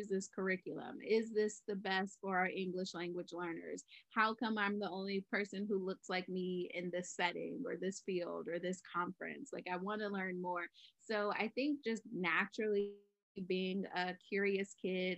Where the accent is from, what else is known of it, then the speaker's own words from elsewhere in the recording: Virginia, United States; moved away as an adult; now in San Diego, United States; I'm originally from Virginia